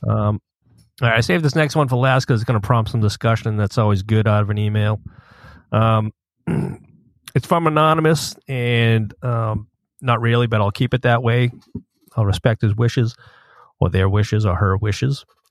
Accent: Boston, Massachusetts, United States; when I was growing up in Boston.

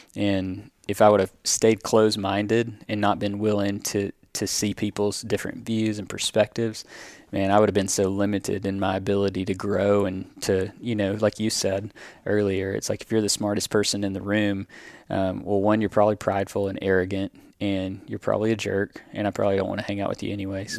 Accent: the South, United States; growing up in the South and predominantly white small towns like I grew up

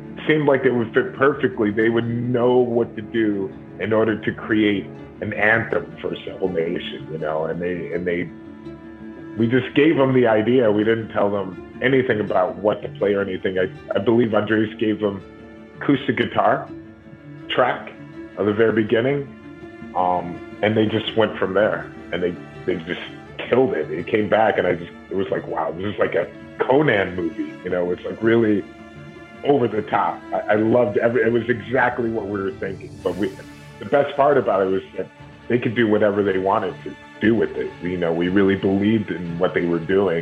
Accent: Cleveland, Ohio, United States; moved away as an adult; also born or lived in New York; I was born in Cleveland, Ohio, and then I moved to New York. After a little while after high school

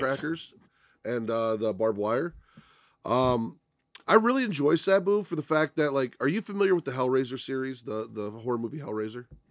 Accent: Chicago, Illinois, United States; I grew up on the South Side

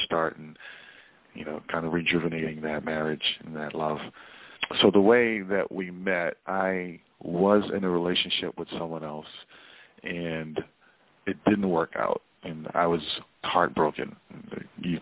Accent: Boston, Massachusetts, United States; I am from Boston

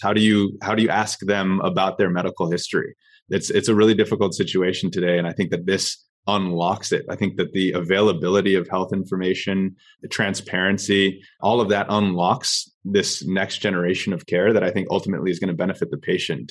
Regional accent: Orange County, California, United States; now in San Diego, United States; I grew up in Orange County, and now I'm currently based in San Diego

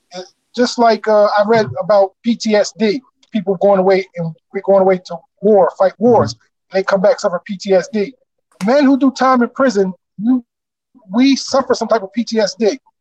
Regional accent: Camden, New Jersey, United States; born or raised there

